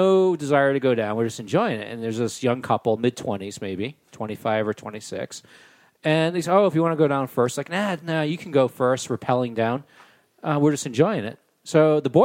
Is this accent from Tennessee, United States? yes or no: no; Rhode Island, United States; also born or lived in Boulder, Colorado; now in Colorado, United States; a nice little hike in my home state.